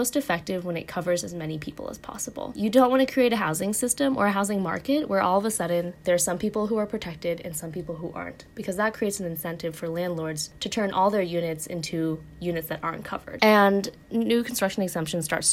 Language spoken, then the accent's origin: English; Oregon, United States; moved away; my home state of Oregon